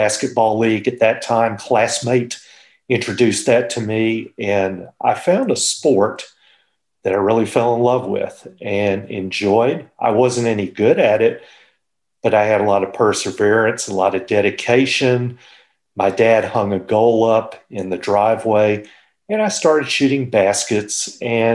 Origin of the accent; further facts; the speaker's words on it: Fort Worth, Texas, United States; I'm a native Texan. I was born in Fort Worth and grew up there